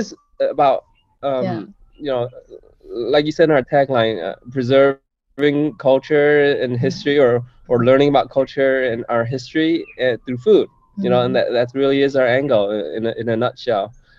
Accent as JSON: {"language": "English", "town": "Detroit", "region": "Michigan", "country": "United States", "tie": "born or raised there", "moved": "yes", "said": "growing up in Detroit, Michigan, or outside Detroit, Michigan, you know I was probably the only Vietnamese in my school, and so that was where I sort of embraced my Vietnamese American identity there."}